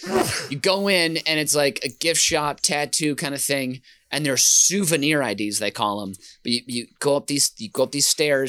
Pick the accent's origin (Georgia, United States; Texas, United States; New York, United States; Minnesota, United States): Minnesota, United States; I grew up in Minnesota mainly.